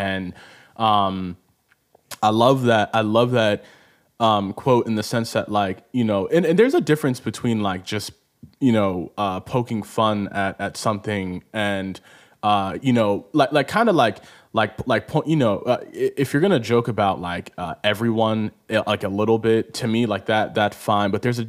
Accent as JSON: {"language": "English", "country": "Nigeria", "said": "especially as a Nigerian myself"}